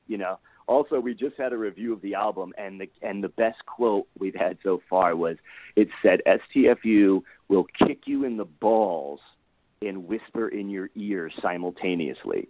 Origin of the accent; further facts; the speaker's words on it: Connecticut, United States; moved away as an adult; now in Los Angeles, United States; I'm from Connecticut originally. Uh, been out in LA now for uh, 12 years.